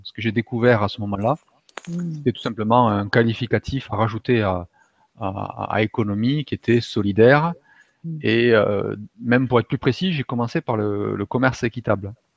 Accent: Toulouse, Occitania, France; moved away as an adult; also born or lived in Germany; revenir à Toulouse, donc, qui, est, ma région d'origine

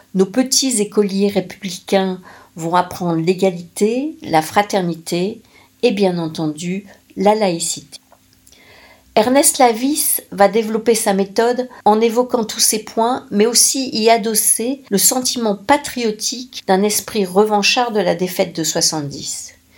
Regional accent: the Nord, Hauts-de-France, France; chez moi dans le Nord

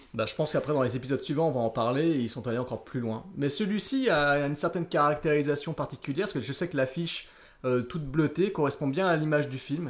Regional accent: France; chez nous en France

